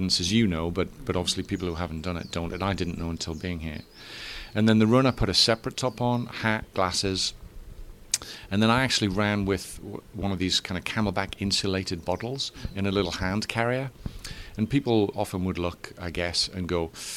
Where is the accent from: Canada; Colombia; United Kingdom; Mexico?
United Kingdom; England; moved away as an adult; now in Florida, United States; I'm English